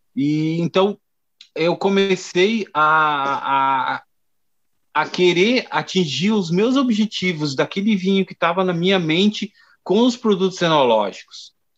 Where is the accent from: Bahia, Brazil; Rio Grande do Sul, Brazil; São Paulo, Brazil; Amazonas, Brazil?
Rio Grande do Sul, Brazil; Garibaldi; also born or lived in Porto Alegre; eu sou natural de Porto Alegre, né? Eu vim para Garibaldi muito pequeno